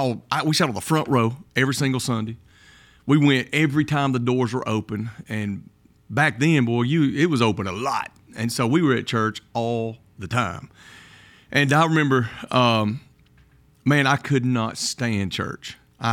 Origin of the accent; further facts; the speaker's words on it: Kimberly, Alabama, United States; I grew up in Kimberly, Alabama. When I was in high school, I went to Mortimer Jordan.